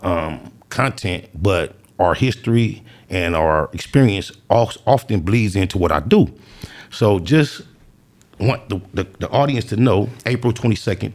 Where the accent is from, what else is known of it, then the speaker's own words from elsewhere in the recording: Los Angeles, California, United States; I'm from the East Side, 97th Street. And before I was actually claiming and banging 97 East Coast, as a child, I grew up in my father's house on 99th Street.